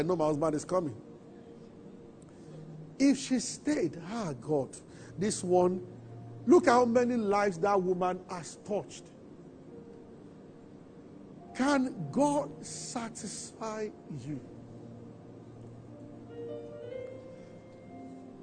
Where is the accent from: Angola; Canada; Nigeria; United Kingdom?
Nigeria; Abeokuta, Ogun State; I grew up in Abeota